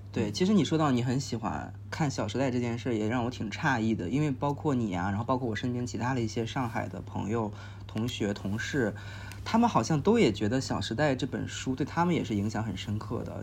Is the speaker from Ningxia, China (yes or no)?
no; Beijing, China; moved away as an adult; now in Shanghai, China; 其实我是在北京长大的嘛